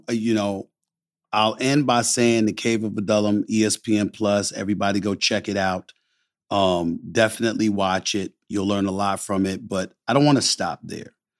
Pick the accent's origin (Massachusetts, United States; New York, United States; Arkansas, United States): New York, United States; New York City; growing up in Hollis, Queens, New York